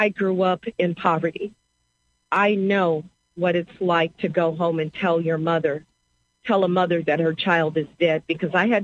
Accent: St. Louis, Missouri, United States; I was born and raised in St. Louis

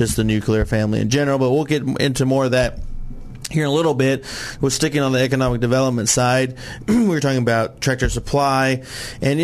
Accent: Benton, Arkansas, United States; I'm from Benton

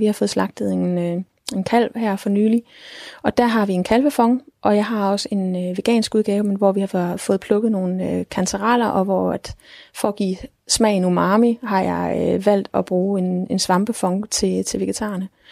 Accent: Denmark; vi som danskere

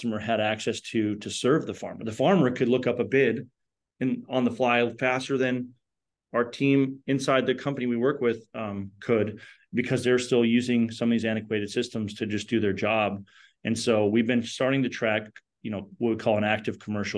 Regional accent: Fargo, North Dakota, United States; we're from Fargo, North Dakota

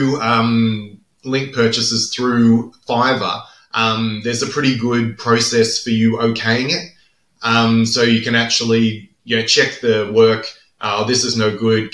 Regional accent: Australia; I'm Australian

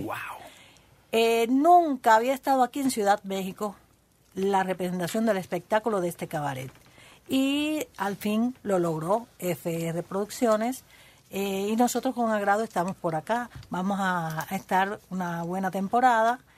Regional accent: Cuba; Todos vienen de Cuba, todos somos cubanos.

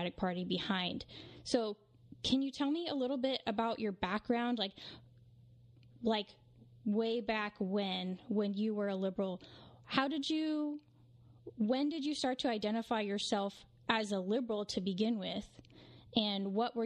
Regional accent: West Coast, United States; born or raised there

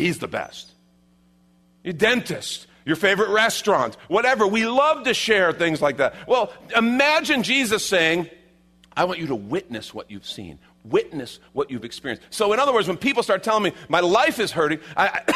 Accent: Chicago, Illinois, United States; I grew up in Chicago, right? You know, I didn't grow up in the Bible Belt.

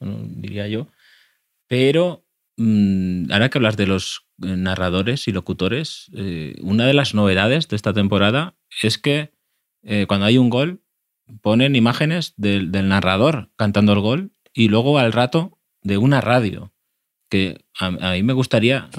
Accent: Castellón de la Plana, Valencian Community, Spain; como ciudadano cercano a Valencia, que soy de Castellón

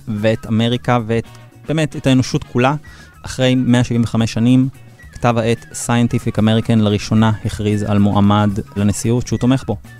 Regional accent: Israel; לנו כישראלים

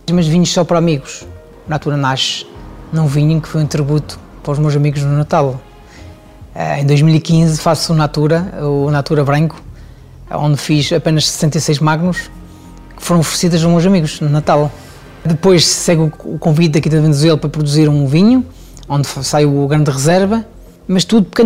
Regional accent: Switzerland; now in Portugal; Eu venho da, venho da Suíça ainda muito jovem. Chego a Portugal, começo a minha carreira em hotéis três estrelas

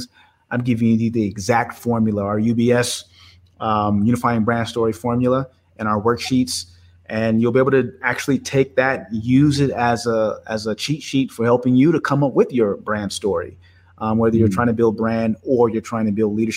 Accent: Oakland, California, United States; I grew up in Oakland, California

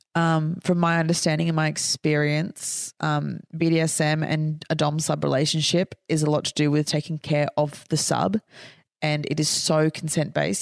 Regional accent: Queensland, Australia; I'm from Queensland.

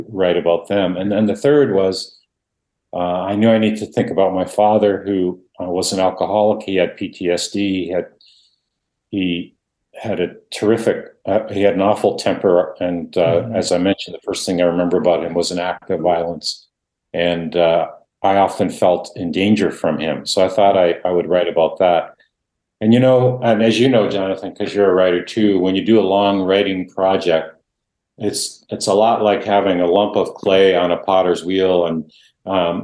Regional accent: Canada; first language Dutch; English is a second language; I grew up thinking I wasn't Canadian, but I was Dutch

